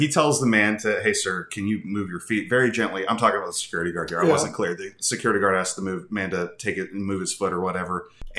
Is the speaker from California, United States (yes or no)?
no; North Carolina, United States; I'm from North Carolina.